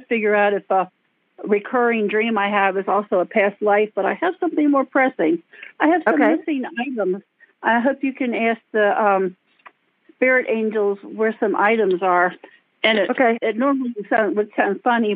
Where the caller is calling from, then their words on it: Maryland, United States; I'm calling you from Maryland, near Washington's capital